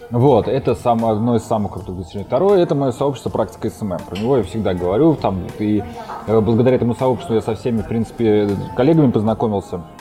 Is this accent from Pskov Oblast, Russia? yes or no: no; Moscow, Russia; now in Saint Petersburg, Russia; Я сам вообще из Москвы, но уже три года живу в Питере. Поэтому всем, кто меня спрашивает, на самом деле говорю, что я из Питера.